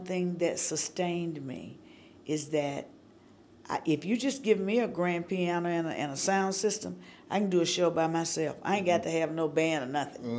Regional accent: High Point, North Carolina, United States; moved away as an adult; now in Nashville, United States; I grew up 5 miles from Thomasville.

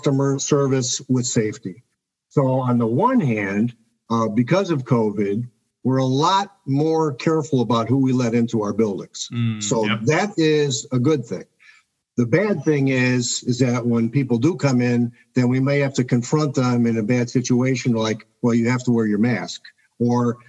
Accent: Chicago, Illinois, United States; I'm from Chicago, Illinois. I lived here my whole life

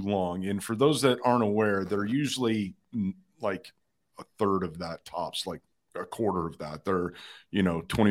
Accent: Thornton, Illinois, United States; also born or lived in Harvey, Illinois; now in Orange County, United States; I was born in Harvey, Illinois.

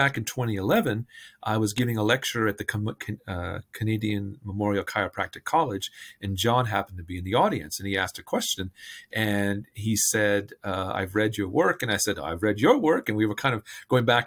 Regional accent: India; now in Bethesda, United States; I'm originally from India and have a family of physicians.

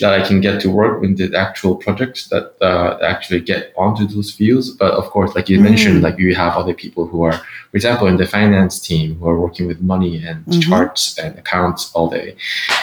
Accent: Philippines; I grew up in the Philippines

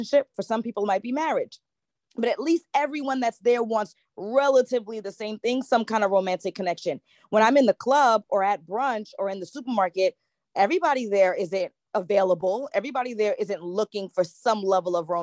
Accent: New York City, New York, United States; I am from Brooklyn, New York, here in the U.S.

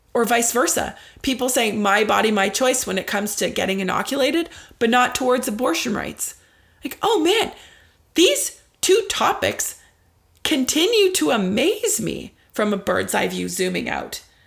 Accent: Ottawa, Ontario, Canada; here in my hometown of Ottawa

